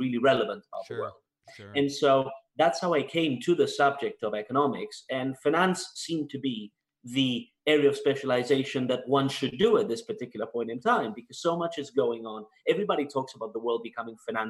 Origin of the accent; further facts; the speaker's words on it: Spain; moved away as an adult; also born or lived in Canada / United Kingdom; now in Washington, D.C., United States; So I was born in Spain, born and raised. And then when I was 18, I moved to Canada